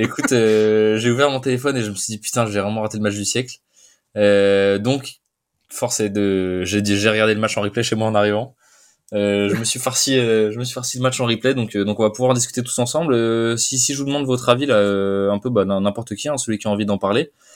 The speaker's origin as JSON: {"language": "French", "area": "Lyon region", "region": "Auvergne-Rhône-Alpes", "country": "France", "said": "nous on est on est de la région euh, lyonnaise"}